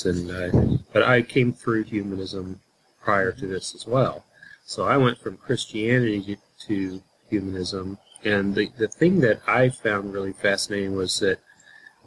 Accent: Houston, Texas, United States; growing up in Houston, Texas, or the area of Houston, Texas

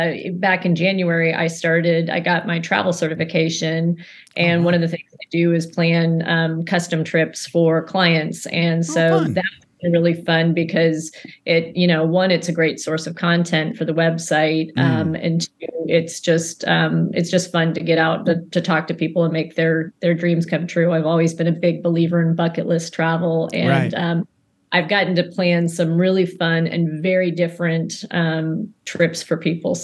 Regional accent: Maryland, United States; born there; So I was born on Andrews Air Force Base.

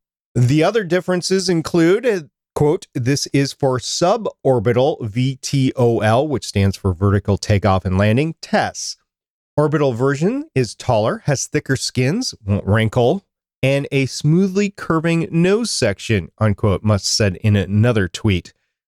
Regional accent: Minnesota, United States; I know how to drive in the snow. I grew up in Minnesota.

